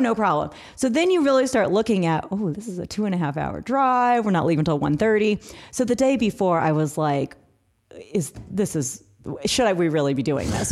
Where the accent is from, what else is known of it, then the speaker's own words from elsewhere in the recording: Missouri, United States; now in Atlanta, United States; We are, we are in Atlanta, Georgia, but we're originally from Missouri.